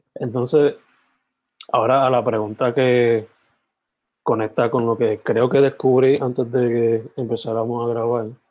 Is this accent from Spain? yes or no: no; Sabana Grande, Puerto Rico; moved away as an adult; also born or lived in San Germán; now in Carolina, Puerto Rico; yo soy original de San Germán, like, nacido de San Germán, criado en Sabana Grande, pero me mudé para, para la metro por trabajo y vivo Carolina